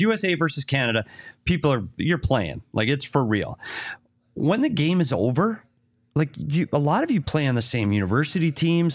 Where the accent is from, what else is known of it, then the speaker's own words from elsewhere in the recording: Minnesota, United States; now in Arizona, United States; I'm from Minnesota